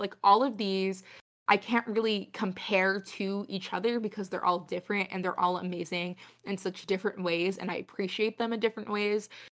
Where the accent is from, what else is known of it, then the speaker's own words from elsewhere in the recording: New England, United States; having spent twenty years living in New England